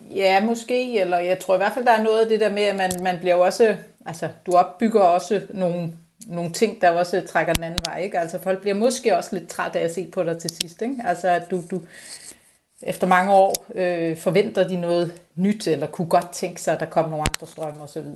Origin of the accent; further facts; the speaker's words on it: Bornholm, Capital Region of Denmark, Denmark; jeg er Bornholmer, elsker Bornholm, det er det fedeste sted at bo